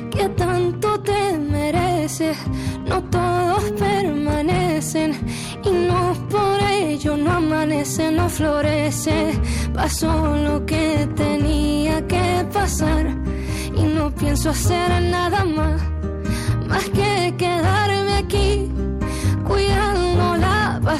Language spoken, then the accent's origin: Spanish; Canary Islands, Spain; no se olviden también de, eso, de los jóvenes que, que somos en Canarias y, y, que hay muchísimo talento